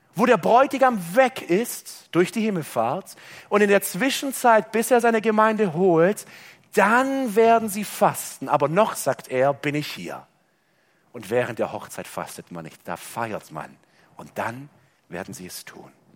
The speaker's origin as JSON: {"language": "German", "country": "Germany", "said": "bei uns in Deutschland"}